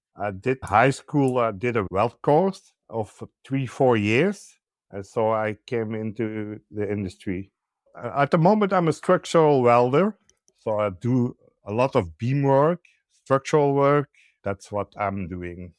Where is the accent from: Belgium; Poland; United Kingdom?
Belgium; I'm from Belgium.